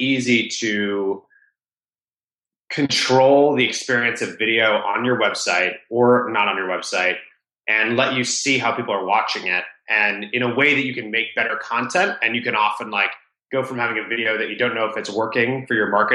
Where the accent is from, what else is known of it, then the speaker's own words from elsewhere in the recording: Rhode Island, United States; I grew up in Rhode Island, the smallest state in the US, the ocean state.